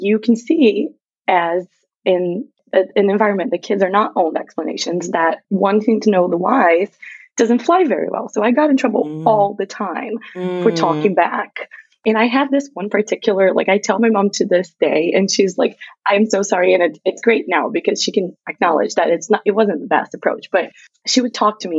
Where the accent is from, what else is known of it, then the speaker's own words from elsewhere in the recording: a very small town in the south of Brazil, South Region, Brazil; English is a second language; moved away; I grew up in Brazil, if you can hear an accent and or if I forget any words, that's where it's coming from. I grew up in Brazil. And so I'm from a very, very small town on the south of Brazil